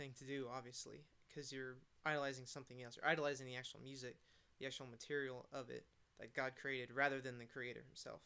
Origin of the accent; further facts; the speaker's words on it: Atlanta, Georgia, United States; now in Murfreesboro, United States; I'm from Atlanta